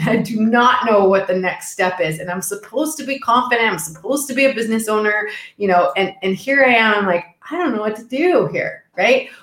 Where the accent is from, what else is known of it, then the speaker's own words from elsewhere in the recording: Texas, United States; I'm originally from Texas